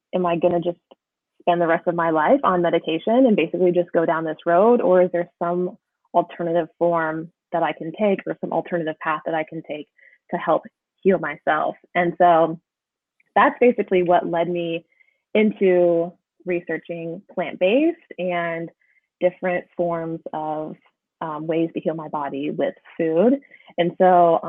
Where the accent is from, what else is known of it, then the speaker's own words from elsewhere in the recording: rural Indiana, United States; now in North Carolina, United States; I actually grew up in rural Indiana and I currently live in North Carolina